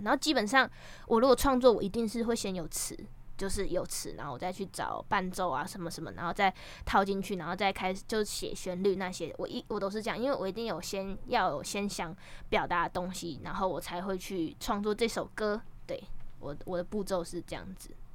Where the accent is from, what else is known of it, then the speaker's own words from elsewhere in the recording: Taiwan; now in Taipei, Taiwan; 其实我是嘉港的南岛郎